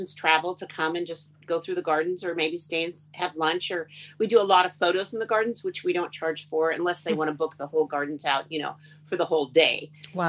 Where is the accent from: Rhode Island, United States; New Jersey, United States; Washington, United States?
Washington, United States; Tacoma; I grew up in Tacoma, and I was in 4-H